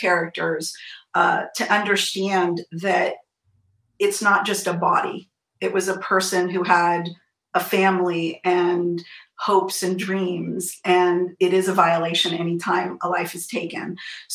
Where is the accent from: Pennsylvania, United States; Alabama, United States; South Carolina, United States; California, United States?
California, United States; San Francisco Bay Area; born or raised there